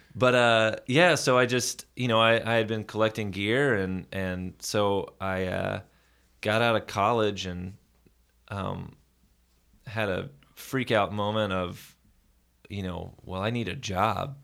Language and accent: English; Nashville, Tennessee, United States; Born and raised in Nashville, Tennessee